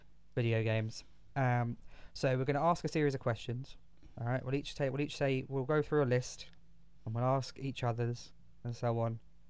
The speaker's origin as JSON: {"language": "English", "region": "England", "country": "United Kingdom", "said": "I'm English"}